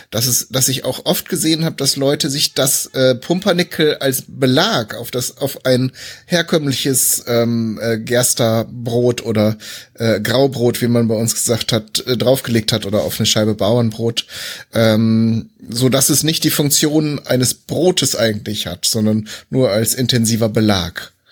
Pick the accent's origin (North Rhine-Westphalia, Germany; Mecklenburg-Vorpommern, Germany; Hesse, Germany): North Rhine-Westphalia, Germany; born there; Ich komme ja, ich bin ja eigentlich auch gebürtiger Westfale, von daher äh, ist das ist das auf jeden Fall schon mal äh, in Erscheinung getreten.